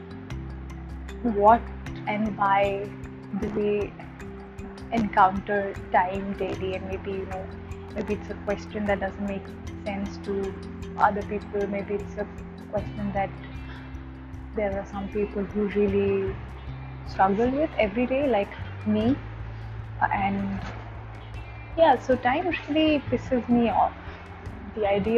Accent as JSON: {"language": "English", "country": "India", "tie": "born or raised there", "said": "I'm in a small Indian city which is my hometown"}